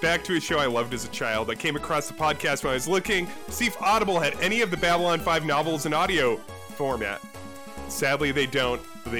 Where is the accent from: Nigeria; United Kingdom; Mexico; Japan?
United Kingdom; I'm a Brit.